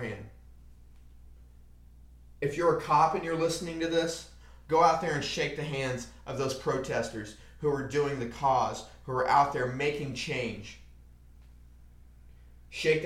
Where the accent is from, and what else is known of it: United States